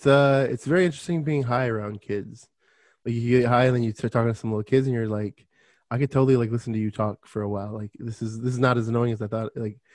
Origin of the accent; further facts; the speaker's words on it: Michigan, United States; born there; also born or lived in Florida; I was born in Michigan. So we used to say pop. And then I went to Florida and everyone's like, you mean soda?